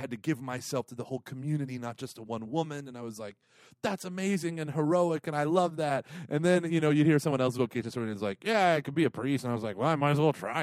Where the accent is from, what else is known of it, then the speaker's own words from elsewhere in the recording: Broken Arrow, Oklahoma, United States; my family moved from Philadelphia there, and that's where I grew. That's all I knew. I was born in Oklahoma.